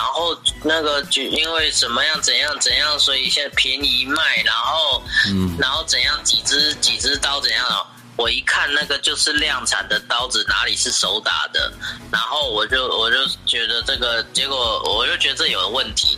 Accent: Taiwan; 我们台湾人

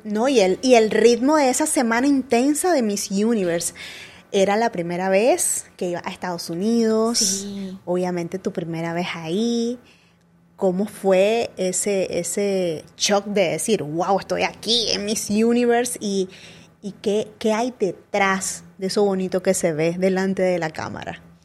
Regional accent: Chichigalpa, Chinandega, Nicaragua; now in Managua, Nicaragua; yo me vine de Chinandega para acá, porque yo soy de Chichigalpa

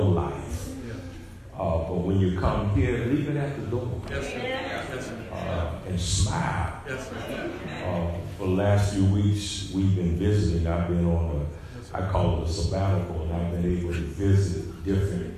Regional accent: Dayton, Ohio, United States; moved away; My hometown is Dayton, Ohio. I have a sister there.

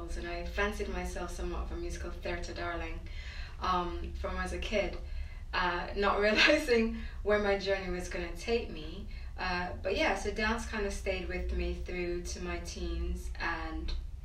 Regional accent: Jamaica; moved away; I'm from Jamaica, I was born in Jamaica and I grew up there

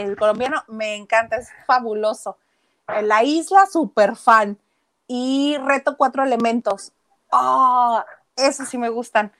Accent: Mexico; also born or lived in Mexicali, Mexico; somos los mexicanos

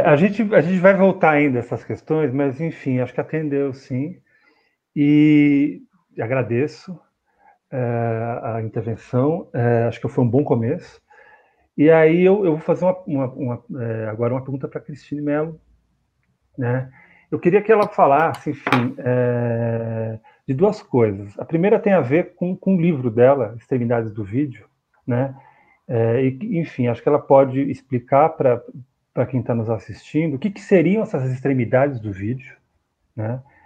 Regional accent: São Paulo, Brazil; eu sou de São Paulo

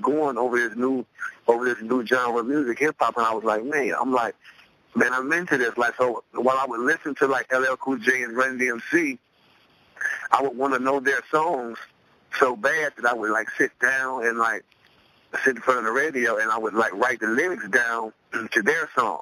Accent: Cleveland, Ohio, United States; I grew up in Cleveland, Ohio, the east side of Cleveland, Ohio

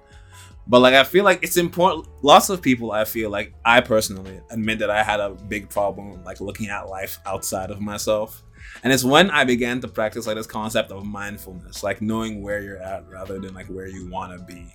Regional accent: Nigeria; now in United States; Growing up in Nigeria, I saw, like, a lot of, like, difficulty. And coming to America, I've seen even more.

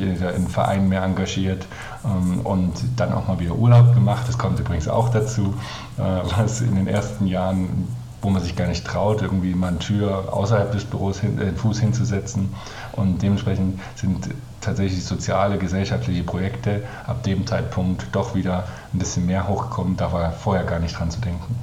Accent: Germany; als Deutscher

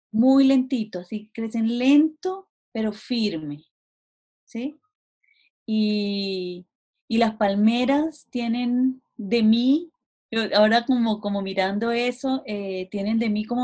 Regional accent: Cartagena, Bolívar, Colombia; now in Chile; Yo nací en Colombia, en Cartagena de Indias, hace ya varios años.

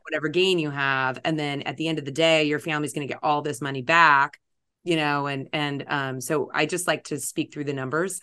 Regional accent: Los Angeles, California, United States; also born or lived in East Coast / Italy; now in Orange County, United States; born and raised in L

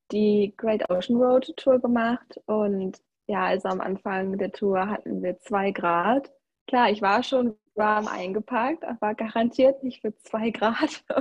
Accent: North Rhine-Westphalia, Germany; now in Gold Coast, Australia; ich bin 21 Jahre alt, ich komme aus Nordrhein-Westfalen und aktuell befinde ich mich an der Gold Coast in Australien.

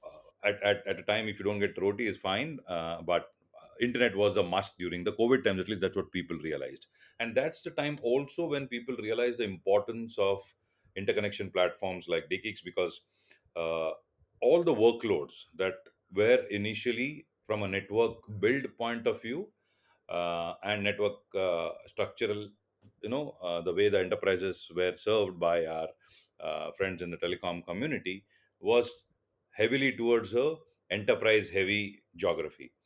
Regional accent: Mumbai, Maharashtra, India; first language Tulu; English is a second language; born and brought up in Mumbai

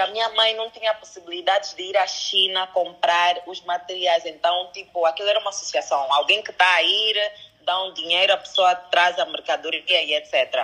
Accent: DR Congo; eu nasci no Congo Democrático, a minha mãe é congolesa e o meu pai é angolano

